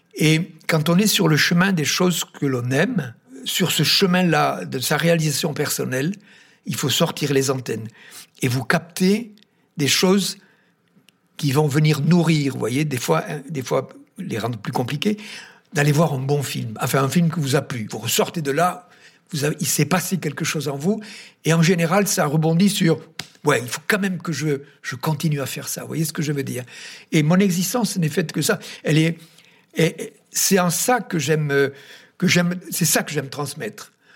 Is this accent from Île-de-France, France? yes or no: no; Tarn, Occitania, France; je suis originaire du Tarn